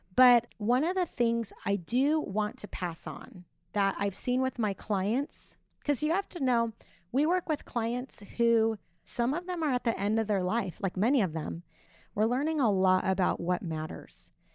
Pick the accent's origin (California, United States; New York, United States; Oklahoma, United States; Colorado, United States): California, United States; Orange County; moved away as an adult; also born or lived in Bakersfield; I'm from Orange County